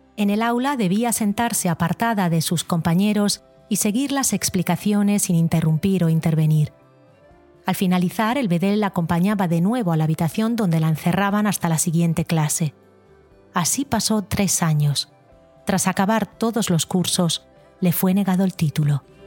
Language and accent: Spanish; Galicia, Spain; moved away; Decidí volverme embajadora de mi tierra